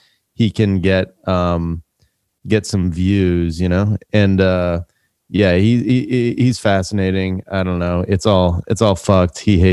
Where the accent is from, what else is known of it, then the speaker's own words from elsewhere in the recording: Michigan, United States; I went from where I grew up in Michigan to Dearborn, Michigan